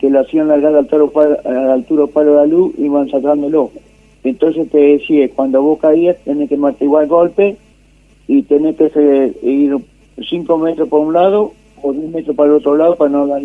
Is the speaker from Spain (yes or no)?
no; Mercedes, Buenos Aires Province, Argentina; Yo hacía eso. De Mercedes, de la provincia de Buenos